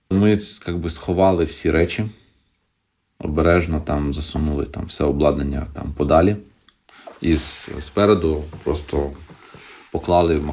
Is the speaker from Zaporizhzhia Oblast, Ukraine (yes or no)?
yes; Berdiansk, Zaporizhzhia Oblast, Ukraine; moved away; да, я з Бердянська.